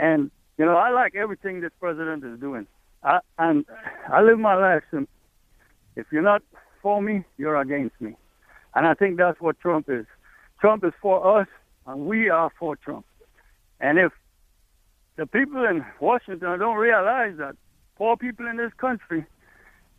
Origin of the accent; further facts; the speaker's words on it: Trinidad & Tobago; moved away as an adult; now in United States; in Trinidad, when I was a kid, we had a president, a prime minister, that stopped all imports